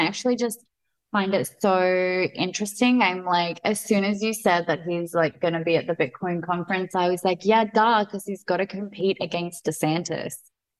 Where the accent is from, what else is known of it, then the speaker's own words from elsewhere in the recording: Australia; as an Australian